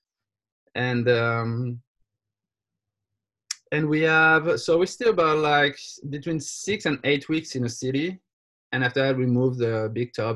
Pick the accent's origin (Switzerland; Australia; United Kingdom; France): France; accent: French; English is a second language; I'm from France, as my accent can let people guess easily. I'm from France